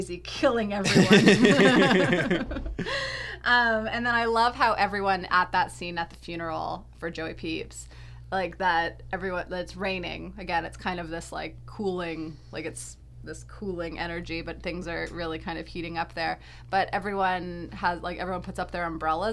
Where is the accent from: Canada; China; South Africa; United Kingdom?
Canada; now in New York, United States; We're from Canada. But we live in New York.